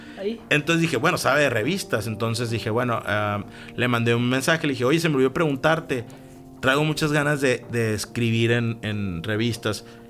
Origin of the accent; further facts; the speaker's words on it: Mexico; moved away; also born or lived in Baja California / San Francisco; como mexicanos